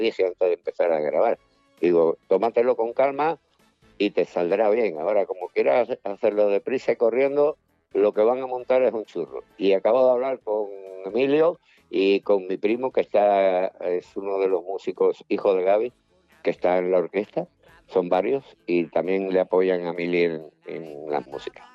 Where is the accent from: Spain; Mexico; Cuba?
Cuba; moved away; mi tierra, yo nací allí